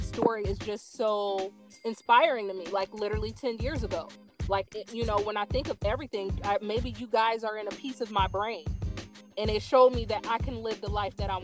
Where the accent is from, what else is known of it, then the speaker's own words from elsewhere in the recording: Midwest, United States; we're both from the Midwest.